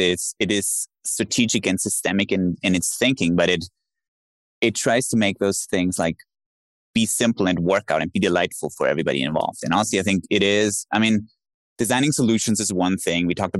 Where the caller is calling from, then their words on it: Dubai, United Arab Emirates; I'm calling in from Dubai